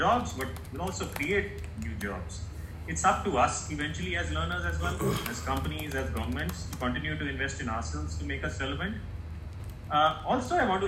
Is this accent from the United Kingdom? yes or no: no; India; my home country, India